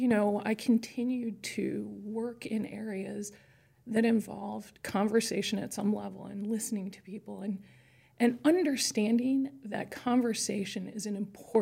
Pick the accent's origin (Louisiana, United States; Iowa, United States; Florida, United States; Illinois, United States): Illinois, United States; Chicago; I grew up in Chicago, and I was raised by parents